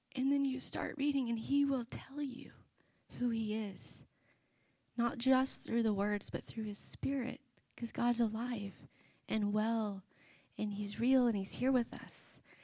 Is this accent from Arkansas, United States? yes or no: yes; Arkansas, United States; we grew up in the Bible Belt, Arkansas